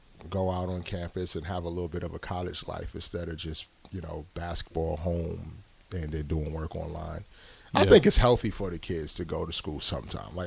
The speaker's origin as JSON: {"language": "English", "region": "New York", "country": "United States", "also_born_or_lived": "California", "moved": "yes", "lives_now": "Nebraska, United States", "said": "I'm from New York originally."}